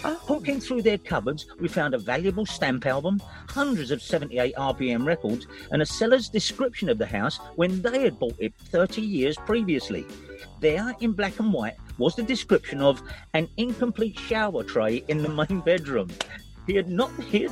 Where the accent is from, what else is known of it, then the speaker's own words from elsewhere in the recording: Deptford, London, United Kingdom; I grew up in Deptford